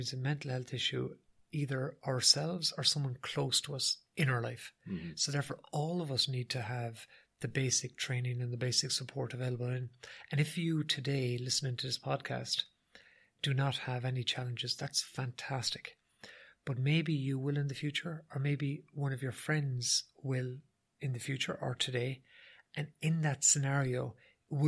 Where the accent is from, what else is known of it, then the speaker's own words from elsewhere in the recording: Ireland; as Irish people